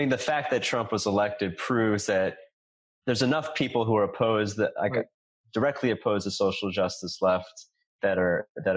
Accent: New York City, New York, United States; I grew up in New York City

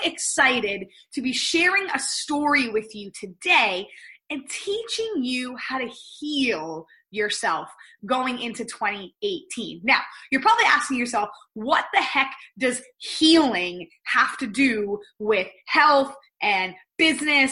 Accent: Pennsylvania, United States; moved away as an adult; also born or lived in outside Toronto, Canada; now in Toronto, Canada; I am originally from Pennsylvania, married an amazing Canadian. So that's what took me to living here outside of Toronto

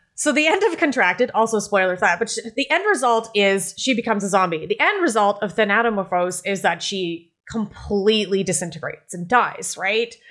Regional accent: Canada; I am Canadian, my French is terrible

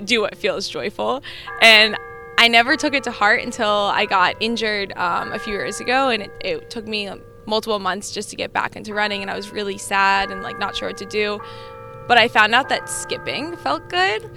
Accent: New Jersey, United States; also born or lived in New Hampshire; now in Virginia, United States; I grew up in New Jersey

